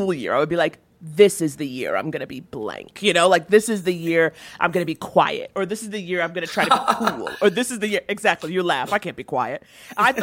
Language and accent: English; New York, United States; I grew up in New York